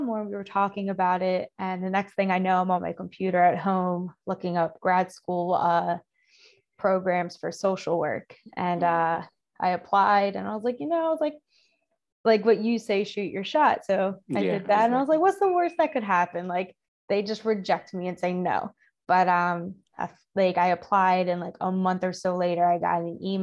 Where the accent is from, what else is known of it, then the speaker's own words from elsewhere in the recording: Cherry Hill, New Jersey, United States; I'm originally from Cherry Hill.